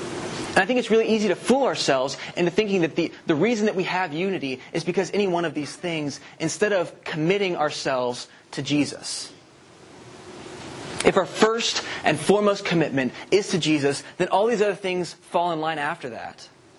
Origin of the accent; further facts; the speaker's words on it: the South, United States; We're all from the South.